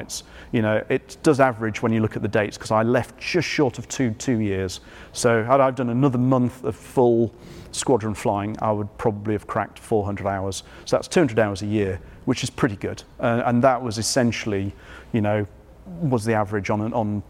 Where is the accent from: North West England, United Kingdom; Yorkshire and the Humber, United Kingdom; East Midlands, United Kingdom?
Yorkshire and the Humber, United Kingdom; moved away; I grew up in North Yorkshire, though not that part of. Mm-hmm. I grew up on the coast